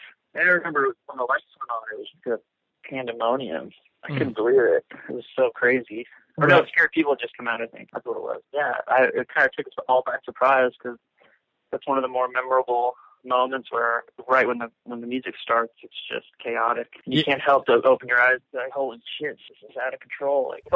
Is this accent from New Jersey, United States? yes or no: no; Marin, California, United States; also born or lived in San Francisco; We were in San Francisco, so I was born in San Francisco, and I kind of was living in and out of Marin for a while